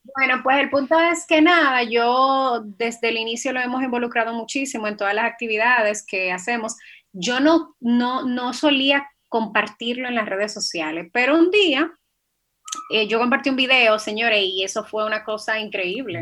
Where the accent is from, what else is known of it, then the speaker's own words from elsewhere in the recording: Dominican Republic; soy una dominicana que, la verdad, se siente muy orgullosa de la tierra en que nació